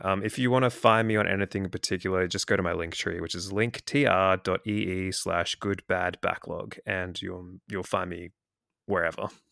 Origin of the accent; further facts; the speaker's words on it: Australia; accent: Australian; I'm in Australia, obviously, as you can tell from my accent.